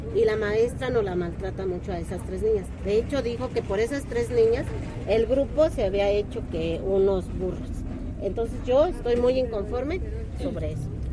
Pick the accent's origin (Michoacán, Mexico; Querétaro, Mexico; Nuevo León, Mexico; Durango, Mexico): Querétaro, Mexico; por la comunidad que somos de aquí de San José del Alto